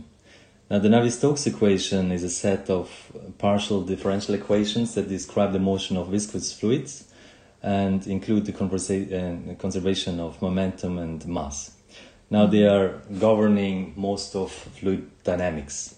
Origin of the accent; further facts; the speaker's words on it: Switzerland; when I grew up in Switzerland, and I remember as a child when I was 7 or 8